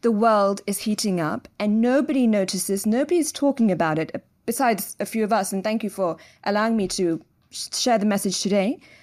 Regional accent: London, United Kingdom; moved away as an adult; now in Dubai, United Arab Emirates; born and raised in London. I'm actually third generation British, so my parents were also raised in London.

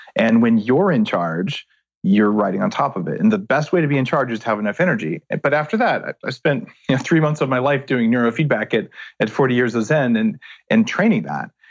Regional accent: New Mexico, United States; I grew up in New Mexico

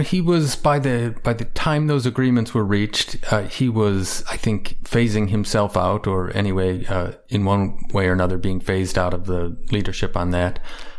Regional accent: Chicago, Illinois, United States; I tell people I'm from Chicago. I'm a Cubs fan.

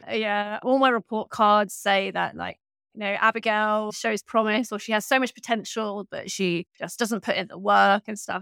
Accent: Berkshire, South East England, United Kingdom; I grew up in Berkshire in the southeast of England, and I grew up in, like, a sort of small town

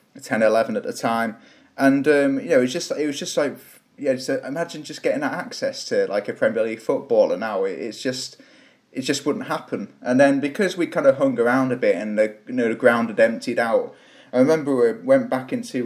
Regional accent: Shrewsbury, West Midlands, United Kingdom; also born or lived in Manchester; I was born in, born and raised in Shrewsbury

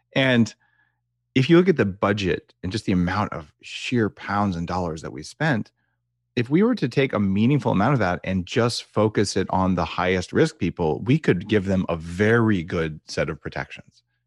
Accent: United States; moved away as an adult; now in Canada; as an American, by the way, I'm transplanted to Canada, I've been here for ten years

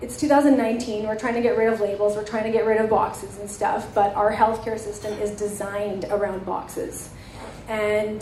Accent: Edmonton, Alberta, Canada; growing up in Edmonton with brown skin

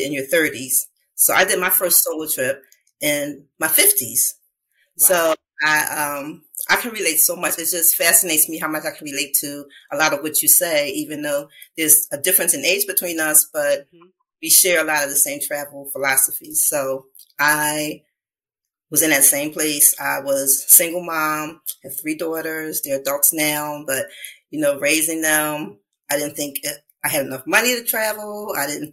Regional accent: Philadelphia, Pennsylvania, United States; I'm from Philadelphia

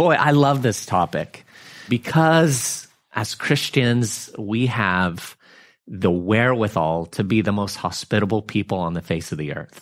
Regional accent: United States; I'm from America

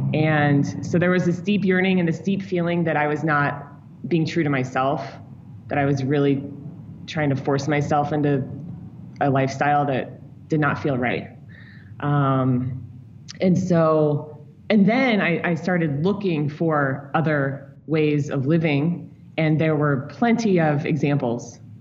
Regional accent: St. Louis, Missouri, United States; moved away as an adult; also born or lived in New York City / Chicago / Hawaii; I grew up in St. Louis.

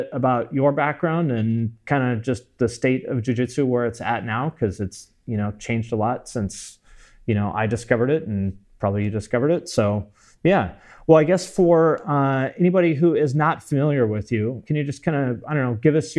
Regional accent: Snohomish, Washington, United States; I'm from Snohomish

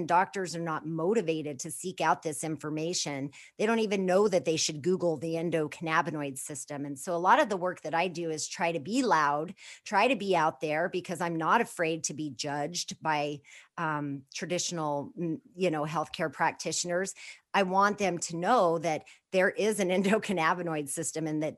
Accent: Four Corners area of New Mexico, United States; born or raised there

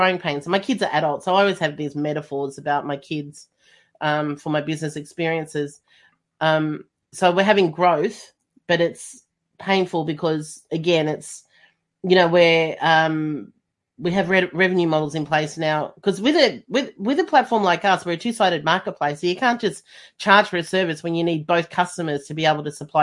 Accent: Melbourne, Victoria, Australia; I'm from Melbourne, and Melbourne was the most lockdown city in the world.

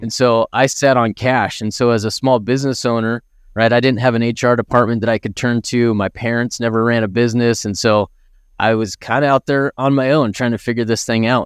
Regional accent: Idaho, United States; I grew up in Idaho, right? A small town in Idaho, grew up out in the country

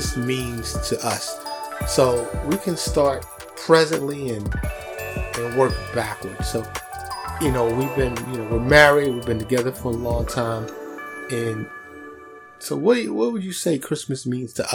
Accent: New York, United States; moved away; growing up in New York

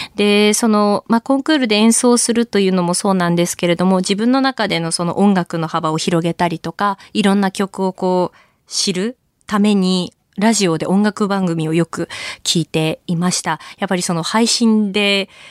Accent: Tohoku, Japan; 同じやっぱり東北で育った

